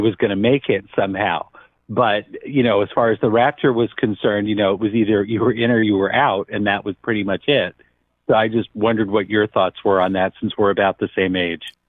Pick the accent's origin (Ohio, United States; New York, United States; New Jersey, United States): New York, United States; I grew up near New York City